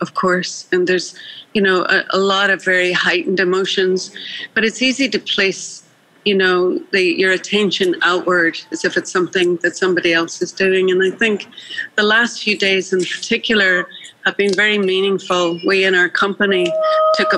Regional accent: Northern Ireland, United Kingdom; moved away as an adult; now in United States; I grew up as a minority in Northern Ireland. And I would, as Irish Catholics

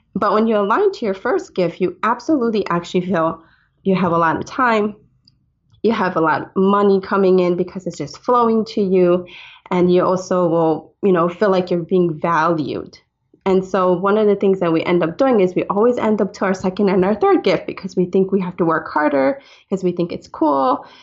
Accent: Hawaii, United States; I'm Hawaiian

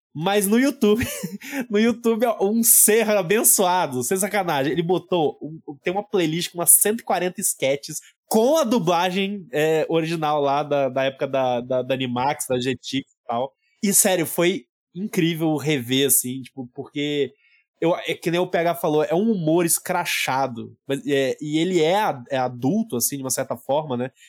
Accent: Goiânia, Goiás, Brazil; eu morando em Goiânia

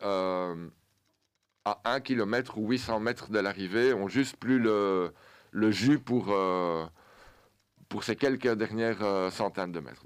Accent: Belgium; Et notre sport en tant que Belge

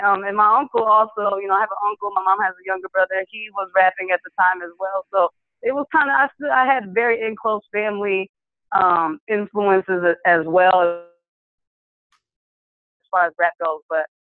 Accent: Lansing, Michigan, United States; moved away as an adult; also born or lived in Detroit, Michigan; now in Dallas-Fort Worth, United States; I'm originally from Lansing, Michigan

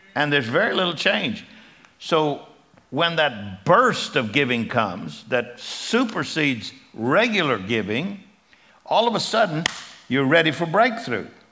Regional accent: Texas, United States; I'm from Texas

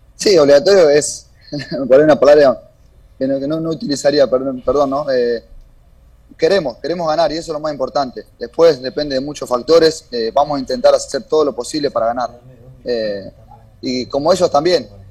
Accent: Argentina; moved away as an adult; now in Ecuador; somos varios argentinos por ahí que estamos en, el club

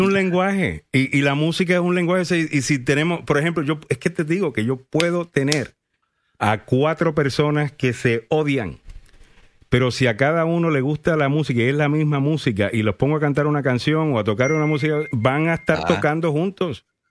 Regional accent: Puerto Rico; yo soy puertorriqueño.

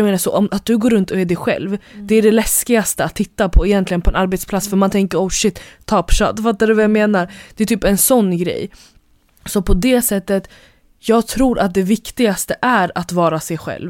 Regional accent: Stockholm, Stockholm County, Sweden; vi är ändå från Hässelby

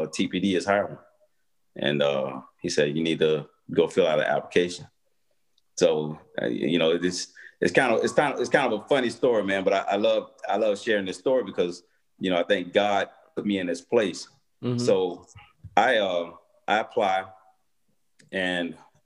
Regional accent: Tampa, Florida, United States; also born or lived in Camp Lejeune, North Carolina; I grew up in East Tampa, in the projects

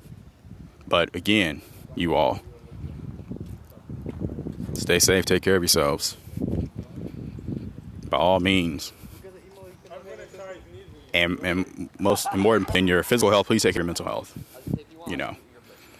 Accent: Montgomery, Alabama, United States; here in my hometown of Montgomery, Alabama

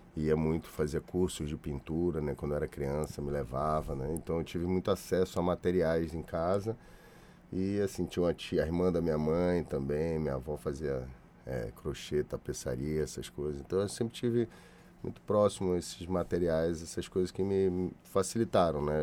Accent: Salvador, Bahia, Brazil; now in Rio de Janeiro, Brazil; De Salvador, da onde eu nasci

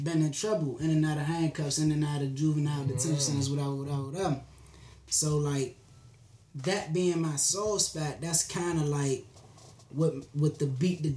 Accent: Maryland, United States; I'm from Maryland.

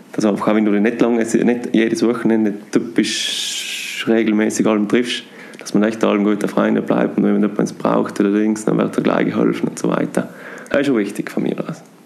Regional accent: South Tyrol, Trentino-Alto Adige, Italy; durch Südtirol, durch meine Heimat

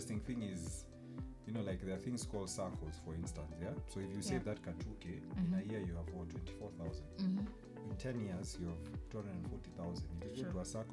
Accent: Nakuru, Nakuru County, Kenya; moved away; I was at my hometown in Nakuru.

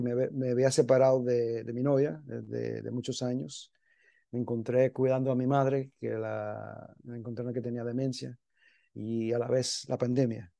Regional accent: New York, United States; moved away as an adult; also born or lived in Miami, Florida; yo me crié en Nueva York

